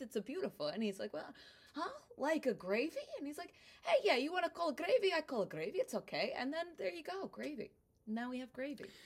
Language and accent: English; New Jersey, United States; accent: Brooklyn; first language Italian; English is a second language; moved away as an adult; now in Brooklyn, United States; I was born in Brooklyn, in Bensonhurst. And then when I was eight, we moved to New Jersey. I hated it. And when I was eighteen, I moved back to Brooklyn